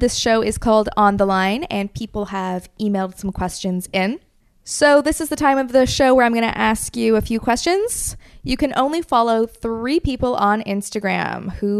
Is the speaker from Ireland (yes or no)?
no; United Kingdom; I feel like as a British person, I should say Hattie.